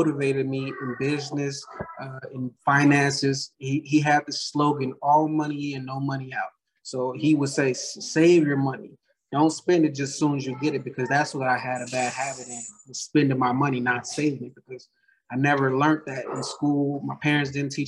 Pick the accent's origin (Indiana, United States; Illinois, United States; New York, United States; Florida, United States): Indiana, United States; Gary; moved away as an adult; now in Las Vegas, United States; I grew up in Gary, Indiana